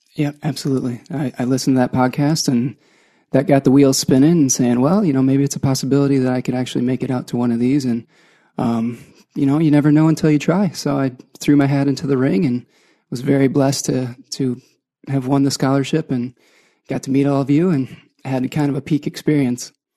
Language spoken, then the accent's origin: English; Ann Arbor, Michigan, United States; I'm from Ann Arbor, Michigan.